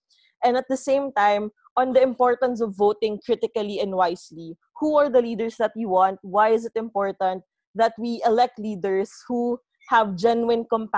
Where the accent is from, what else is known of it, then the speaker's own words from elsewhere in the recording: Philippines; I am from the Philippines